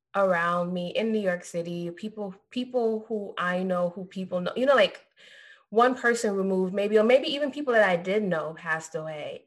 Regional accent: Trinidad & Tobago; now in Florida, United States; Because I'm Trinidadian.

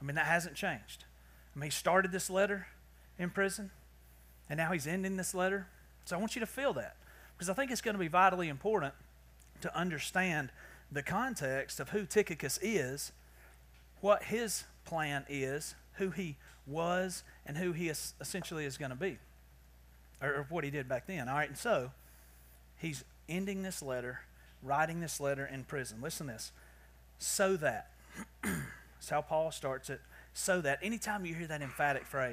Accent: the South, Southern United States, United States; accent: southern; my southern accent

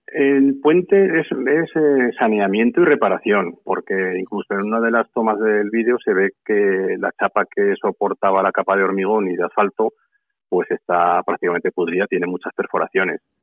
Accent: Santa Eulalia de Gállego, Aragon, Spain; Santa Eulalia es un pueblo pequeño. Estamos en la provincia de Zaragoza

